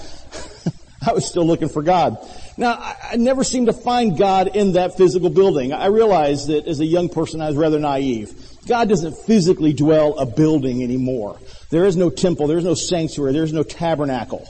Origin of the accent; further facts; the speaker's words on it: Millington, Tennessee, United States; moved away; When I was a young man growing up in Millington, Tennessee, a small town not much bigger than Rocky Mount